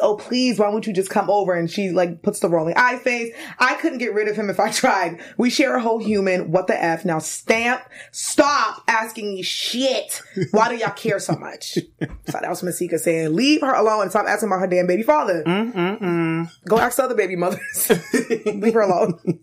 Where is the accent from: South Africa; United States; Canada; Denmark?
United States; New York City, New York; I'm from Brooklyn